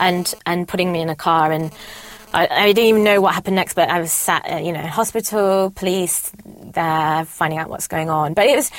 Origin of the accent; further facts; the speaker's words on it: India; now in United Kingdom; But also being Indian, I'd quite like to help out with some I love children.